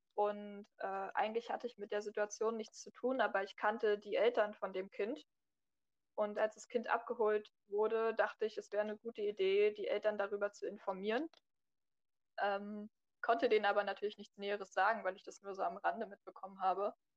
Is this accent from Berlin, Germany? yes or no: yes; Berlin, Germany; ich bin 19 Jahre alt, äh, komme aus Berlin